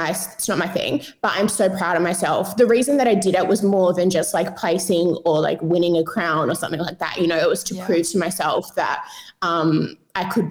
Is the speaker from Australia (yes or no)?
yes; Perth, Western Australia, Australia; moved away as an adult; now in Sydney, Australia; when I grew up in Perth, we moved to Sydney just over 2.5 years ago now